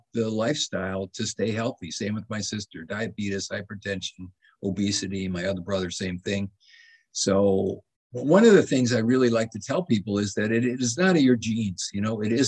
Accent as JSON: {"language": "English", "town": "Madison", "region": "Wisconsin", "country": "United States", "tie": "born or raised there", "moved": "yes", "said": "I grew up in Madison, Wisconsin"}